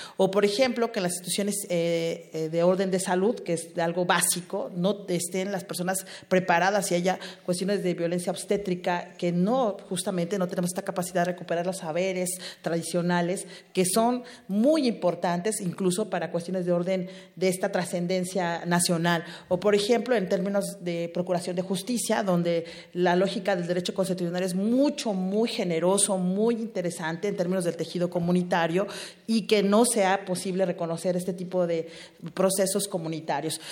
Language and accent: Spanish; Mexico; como mexicanos y mexicanas